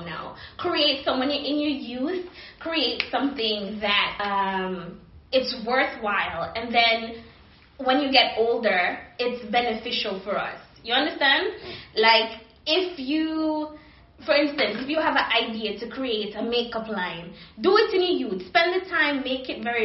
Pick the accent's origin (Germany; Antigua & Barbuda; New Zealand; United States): Antigua & Barbuda; moved away; I'm from the Caribbean